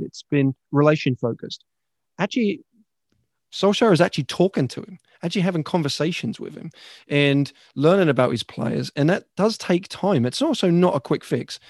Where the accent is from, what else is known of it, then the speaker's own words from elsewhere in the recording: Ipswich, East of England, United Kingdom; now in United States; from my hometown